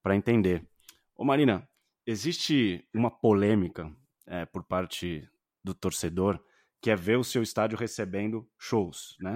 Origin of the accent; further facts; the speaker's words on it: Santos, São Paulo, Brazil; now in São Paulo, Brazil; eu sou de Santos, né? Moro uhum. em São Paulo capital